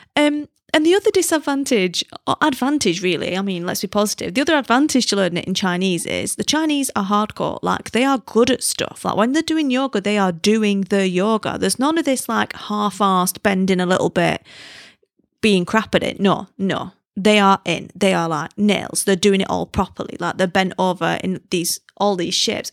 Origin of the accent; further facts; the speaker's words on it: United Kingdom; moved away; as a British person